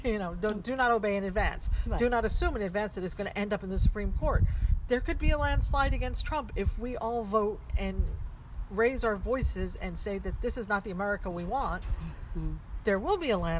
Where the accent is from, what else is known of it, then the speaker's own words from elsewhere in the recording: United States; as an American